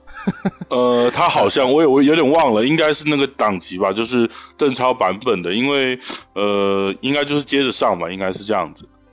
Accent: Taiwan; 我是来自台湾宝岛的

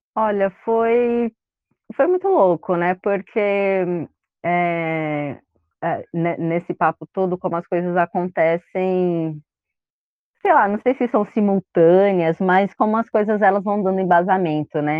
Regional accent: São Paulo, Brazil; Nasci em São Paulo, mas nasci mais perto da região do centro ali, Vergueiro

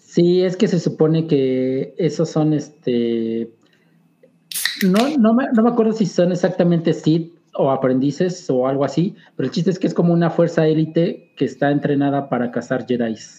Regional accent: Puebla, Mexico; crecí acá en Puebla

